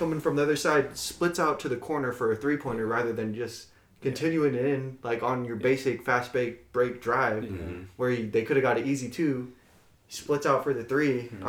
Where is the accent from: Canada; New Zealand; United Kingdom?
Canada; I'm from Canada.